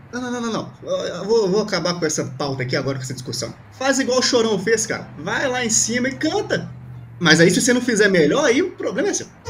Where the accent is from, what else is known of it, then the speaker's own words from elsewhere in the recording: Rio Grande do Sul, Brazil; eu sou aqui do Rio Grande do Sul